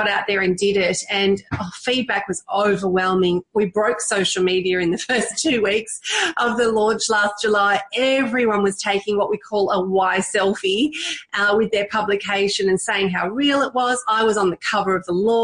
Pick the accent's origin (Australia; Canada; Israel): Australia; Victoria; also born or lived in Thailand; I'm Indian, born in Thailand and grew up in Australia from the age of 4